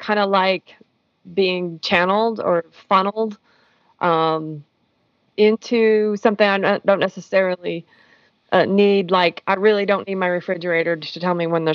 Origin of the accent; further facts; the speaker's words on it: United States; I'm an American